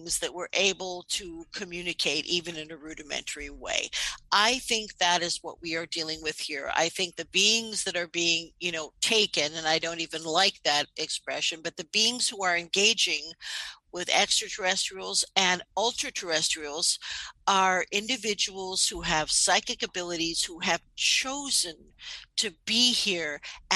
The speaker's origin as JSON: {"language": "English", "town": "New York City", "region": "New York", "country": "United States", "said": "I'm from New York City"}